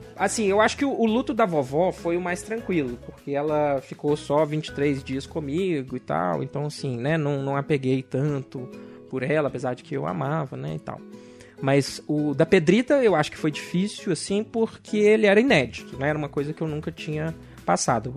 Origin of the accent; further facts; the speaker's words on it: Belo Horizonte, Minas Gerais, Brazil; eu sou de Belo Horizonte